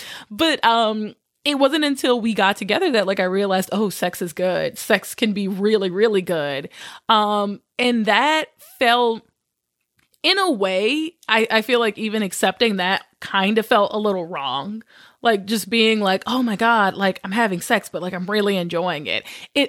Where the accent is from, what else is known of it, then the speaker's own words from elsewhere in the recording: Louisiana, United States; So I grew up in Southern Louisiana.